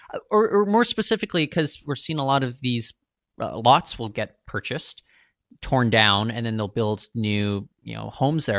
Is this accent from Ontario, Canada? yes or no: no; Surrey, British Columbia, Canada; when I was growing up in Surrey